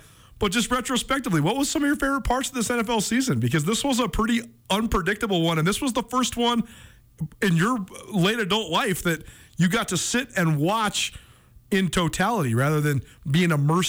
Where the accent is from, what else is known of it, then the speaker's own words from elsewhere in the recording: Montana, United States; a small town kid growing up in Montana